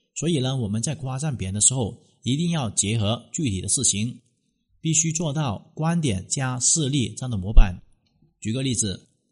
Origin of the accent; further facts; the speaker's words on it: China; 我们中国人真的是太矜持了